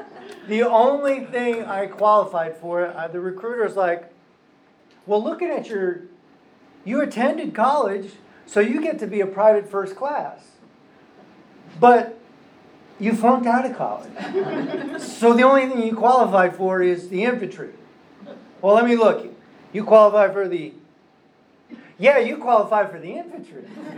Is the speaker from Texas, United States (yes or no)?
no; Stamford, Connecticut, United States; moved away as an adult; also born or lived in Florida; the particular buoy where we grew up in Stamford Harbor in Connecticut.